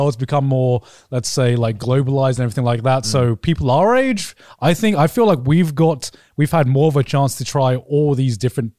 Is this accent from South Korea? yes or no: no; Brighton, South East England, United Kingdom; moved away; growing up in Brighton